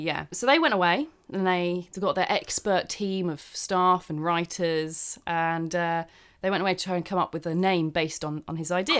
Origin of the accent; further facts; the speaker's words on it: United Kingdom; I'm British